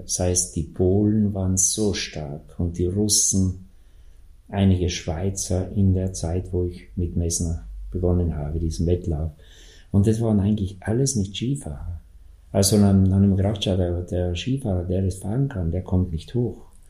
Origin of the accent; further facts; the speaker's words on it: South Tyrol, Trentino-Alto Adige, Italy; bei uns in Südtirol